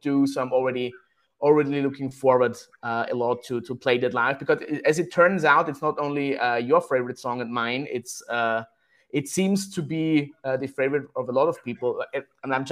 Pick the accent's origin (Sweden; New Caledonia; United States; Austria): Austria; we are here from Austria, right, in Europe